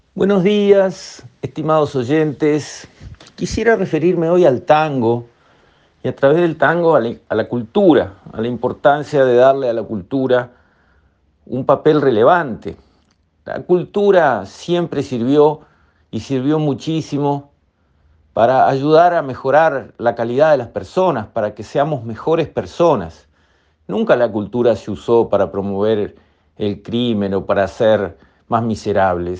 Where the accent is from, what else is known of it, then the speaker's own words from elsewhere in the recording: Uruguay; a todo el Uruguay le hace bien ir a rescatar nuestros valores culturales